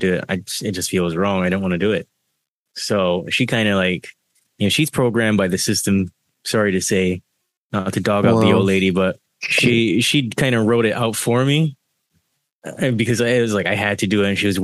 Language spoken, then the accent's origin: English; Barbados; So I was born in Barbados, and I had to go through a lot of indoctrination there